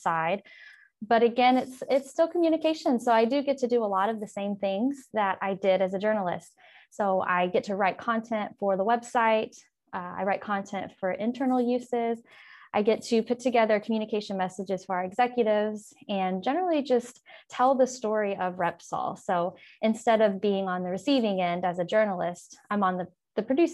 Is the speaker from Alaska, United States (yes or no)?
no; The Woodlands, Texas, United States; also born or lived in Huntsville, Texas; I was born in the Woodlands, and I grew up in Conner ISD